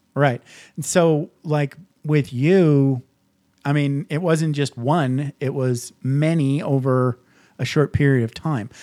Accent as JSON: {"language": "English", "region": "Midwest", "country": "United States", "tie": "born or raised there", "said": "I grew up in the Midwest"}